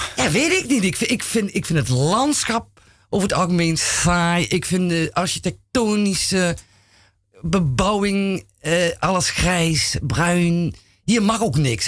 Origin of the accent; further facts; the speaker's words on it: Roermond, Limburg, Netherlands; now in Amsterdam, Netherlands; ik eh, kom uit Limburg. En ik ben geboren in Roermond.